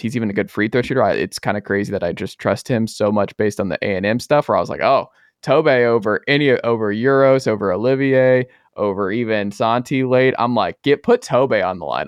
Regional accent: Georgia, United States; back in my home state

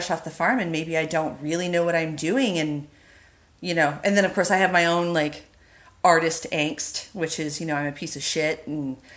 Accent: West Coast, United States; I'm from the West Coast originally

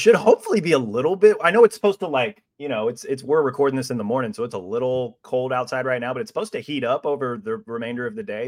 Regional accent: Kansas City, Missouri, United States; moved away; also born or lived in Iowa; I'm originally from Kansas City

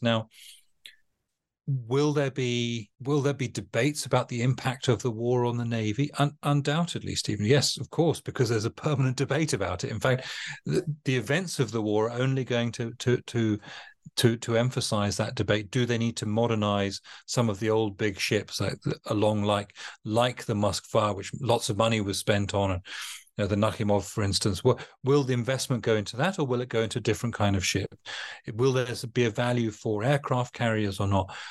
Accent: United Kingdom; as a Brit

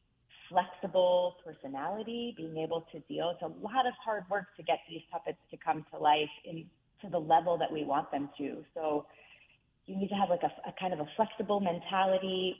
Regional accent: Reisterstown, Maryland, United States; grow up in Reisterstown, Maryland, which is outside of Baltimore City.

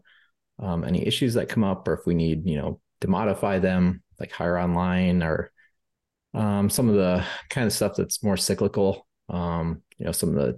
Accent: Rockford, Illinois, United States; so I grew up in Rockford, Illinois, so I'm a Midwest guy, but my parents were living in Glendale, Arizona for a little while.

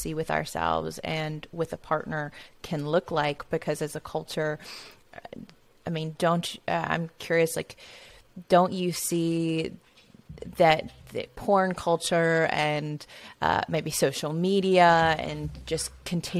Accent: Bible Belt, the South, United States; growing up in the South in the Bible Belt

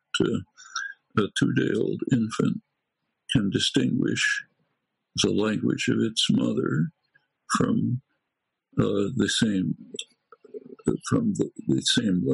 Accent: Philadelphia, Pennsylvania, United States; I come from Northeast Philadelphia, not from the Ukraine

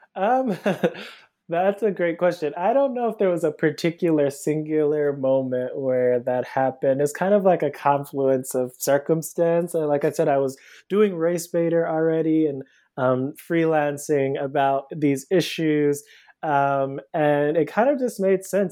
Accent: Cleveland, Ohio, United States; moved away as an adult; now in Brooklyn, United States; I'm originally from Cleveland, Ohio. I live in Brooklyn now. Um, I moved here about 10 years ago um, for undergrad.

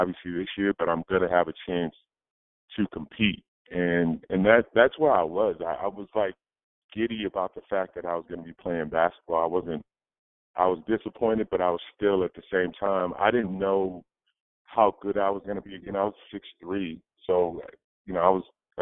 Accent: Old Saybrook, Connecticut, United States; I came from a small town, small high school

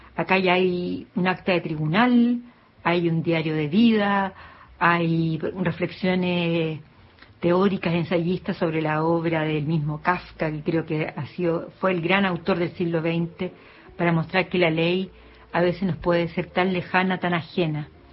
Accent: Chile; soy escritora chilena

